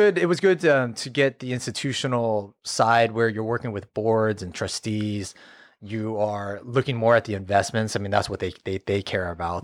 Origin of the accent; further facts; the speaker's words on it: Fresno, California, United States; born and raised in Fresno, never, never left